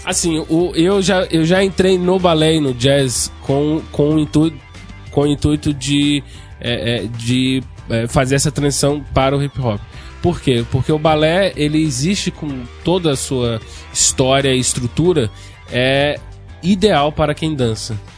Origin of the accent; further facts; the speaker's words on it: São Paulo, Brazil; moved away; eu não sou daqui, eu sou de São Paulo